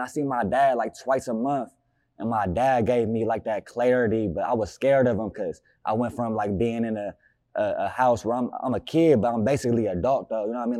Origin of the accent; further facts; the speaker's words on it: Newark, Ohio, United States; I'm from Newark